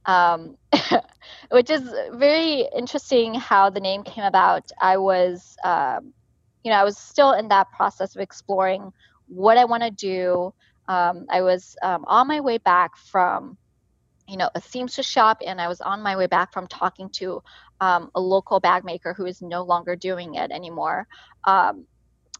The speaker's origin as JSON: {"language": "English", "town": "Hai'an", "region": "Jiangsu", "country": "China", "tie": "born or raised there", "also_born_or_lived": "Nanjing, China", "moved": "yes", "said": "I was born in the city called Hai'an, China"}